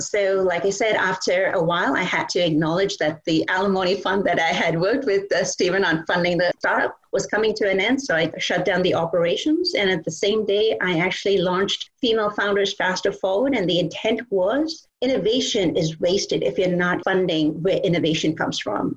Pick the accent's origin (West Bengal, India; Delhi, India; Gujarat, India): West Bengal, India; Kolkata; now in United States; I grew up in Calcutta, India, and I went to a boarding school with all girls